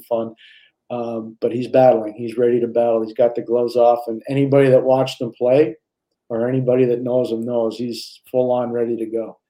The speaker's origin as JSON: {"language": "English", "town": "Montreal", "region": "Quebec", "country": "Canada", "tie": "born or raised there", "said": "I grew up in Montreal"}